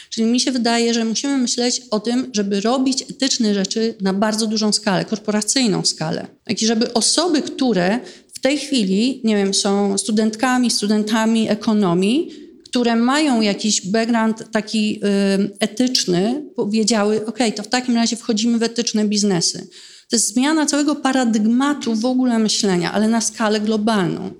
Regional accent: Warsaw, Masovian Voivodeship, Poland; I dlaczego ja, która pochodzę z Polski, mieszkam w Warszawie, nie mogę zrobić czegoś, co jest na skalę światową

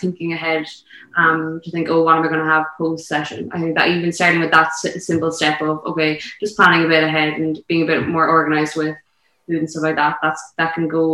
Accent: Skibbereen, Munster, Ireland; growing up around Sabrine

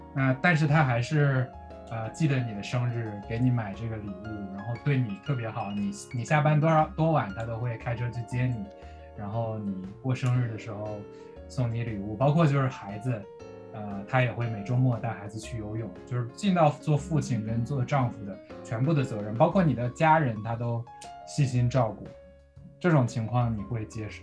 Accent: northern China, China; 我是北方人嘛

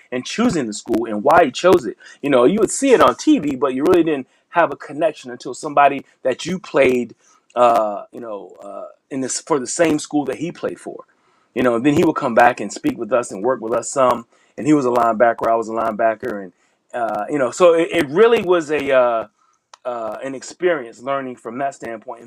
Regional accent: Hampton Roads, Virginia, United States; I'm from Hampton Roads, 757

